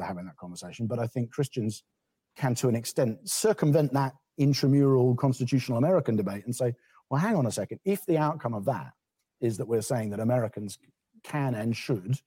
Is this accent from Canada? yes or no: no; England, United Kingdom; as an English person